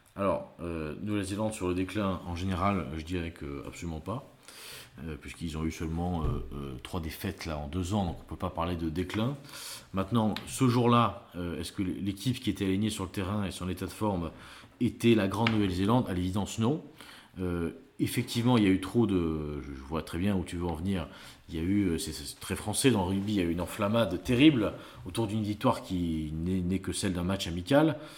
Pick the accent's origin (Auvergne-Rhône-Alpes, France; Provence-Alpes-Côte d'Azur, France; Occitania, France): Occitania, France; Gers; je suis gersois